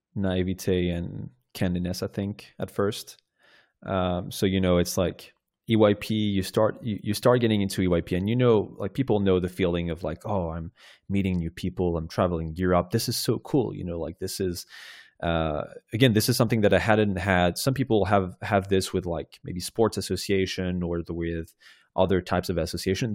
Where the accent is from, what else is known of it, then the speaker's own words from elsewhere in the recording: Rennes, Brittany, France; my hometown in Rennes